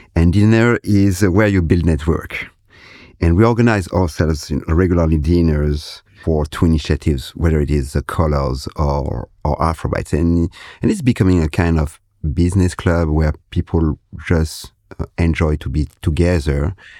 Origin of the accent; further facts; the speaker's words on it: Comoros; I am from the Comoros Island